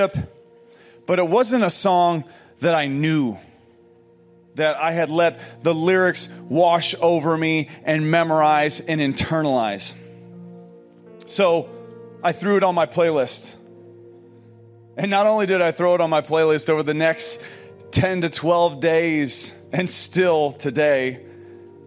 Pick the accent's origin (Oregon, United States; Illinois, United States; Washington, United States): Illinois, United States; Pekin; moved away; a coffee shop in Pekin, Illinois, which is my hometown.